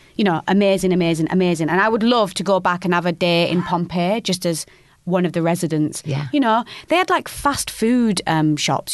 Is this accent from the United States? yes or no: no; United Kingdom; being a Northerner